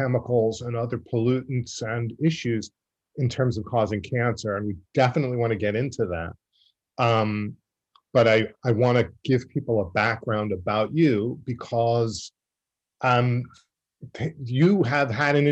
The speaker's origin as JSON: {"language": "English", "town": "Massapequa Park", "region": "New York", "country": "United States", "tie": "born or raised there", "said": "I grew up in Massapequa Park on the South Shore, which was often the working class / mafia section of Long Island"}